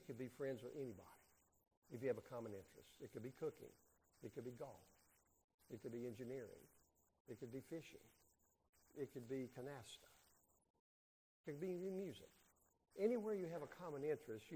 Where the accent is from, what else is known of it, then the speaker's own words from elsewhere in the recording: North Carolina, United States; I grew up in North Carolina